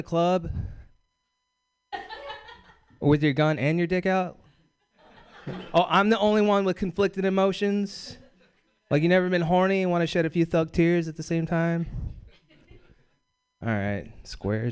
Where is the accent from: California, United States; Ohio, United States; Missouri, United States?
California, United States; Bakersfield; I'm from Bakersfield, California